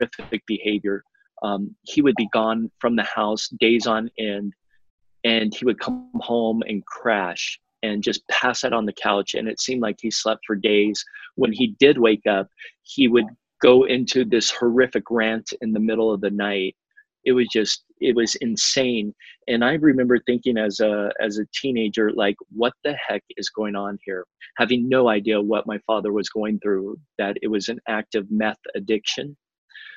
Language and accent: English; California, United States; moved away as an adult; also born or lived in Miami, Florida; back in California, in my home state